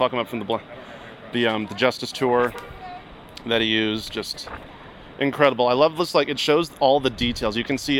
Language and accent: English; Hershey, Pennsylvania, United States; What's up? … I'm from Hershey, Pennsylvania.